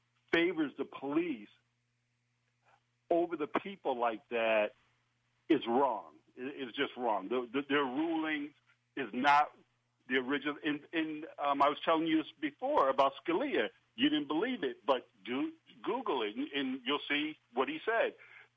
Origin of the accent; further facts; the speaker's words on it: Boston, Massachusetts, United States; I'm from Boston